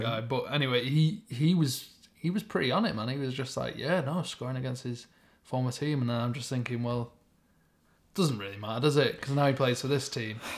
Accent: Stockport, North West England, United Kingdom; I am definitely from Stockport.

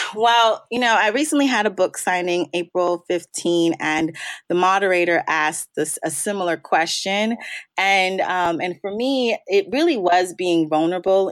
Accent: Maryland, United States; also born or lived in New York; I'm born and raised on the East Coast. I'm uh, birthplace is New York, and but I've been in Maryland since third grade, so I consider myself a Marylander

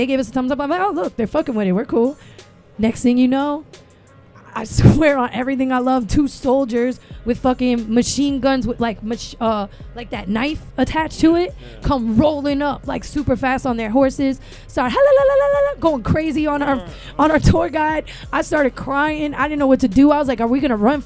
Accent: Miami, Florida, United States; I was from Miami

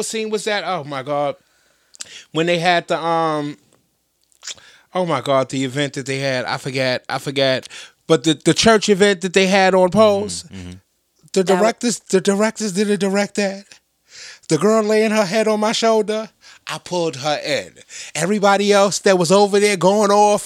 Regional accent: New York, United States; I'm from New York

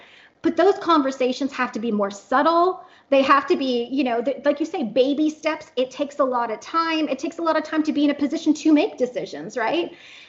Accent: Canada; now in Oklahoma, United States; because I am in Oklahoma and I am kind of isolated. I'm Canadian, so my family's 2,000 kilometers away.

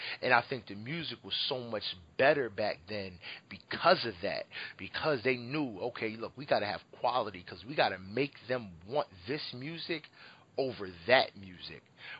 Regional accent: Philadelphia, Pennsylvania, United States; I'm from the Phil

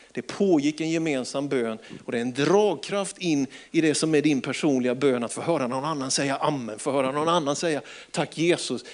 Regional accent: Småland, Sweden; jag är ju smålänning

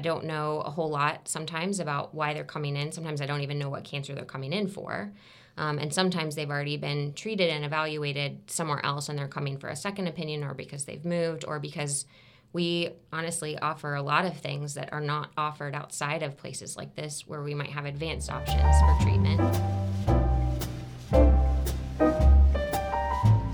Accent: Tampa, Florida, United States; also born or lived in Alabama; I'm from Tampa, even though I went to school in Alabama

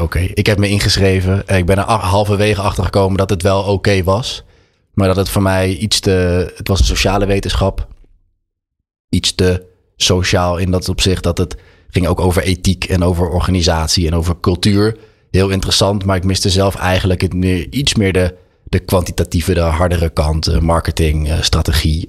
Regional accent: Utrecht, Netherlands; born or raised there; also born or lived in Amsterdam

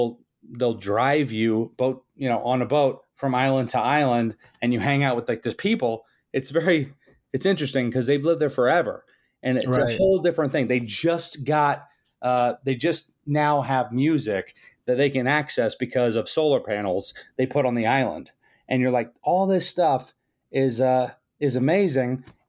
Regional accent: McComb, Mississippi, United States; I was born in Mississippi. It was kind of it was rough, but same hometown as …, which is kind of funny.

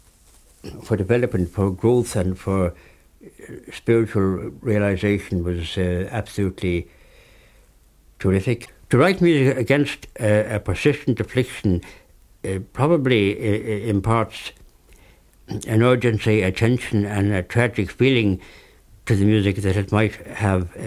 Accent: Ireland

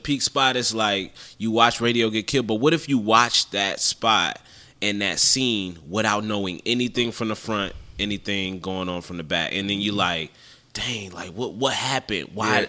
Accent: New Jersey, United States; now in Augusta, United States; I'm from Jersey. Originally.

